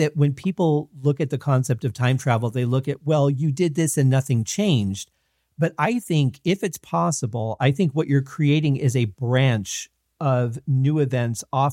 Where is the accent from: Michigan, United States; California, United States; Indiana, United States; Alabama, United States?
Michigan, United States; now in Las Vegas, United States; we grew up in Michigan